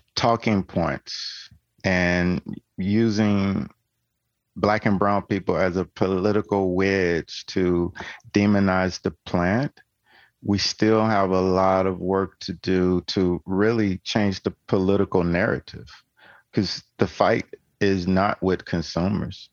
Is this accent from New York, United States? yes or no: no; Tennessee, United States; I'm from Tennessee